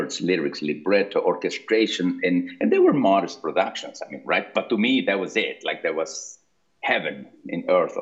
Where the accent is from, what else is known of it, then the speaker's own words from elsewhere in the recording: Lima, Peru; moved away as an adult; I grew up in Lima, Peru, until I finished high school